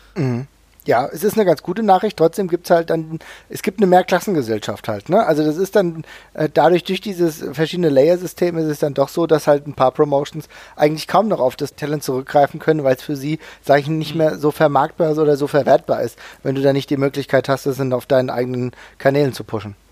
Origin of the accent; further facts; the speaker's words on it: Germany; als Deutscher oder als Europäer